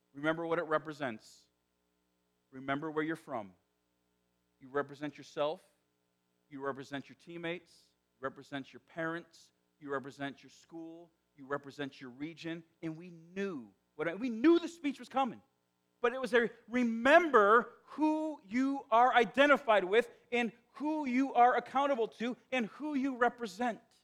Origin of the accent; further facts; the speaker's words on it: northwest Indiana, United States; accent: South Side Chicago; moved away; I grew up in the Chicagoland area. But northwest Indiana is is unique in Indiana.